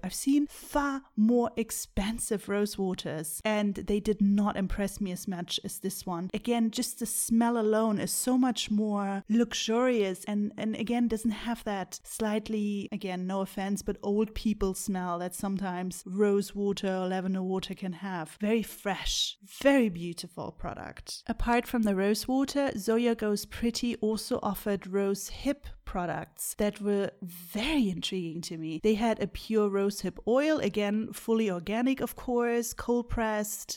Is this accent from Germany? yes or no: yes; Bonn, North Rhine-Westphalia, Germany; moved away as an adult; now in New Zealand; when I still lived, uh, in my hometown in Bonn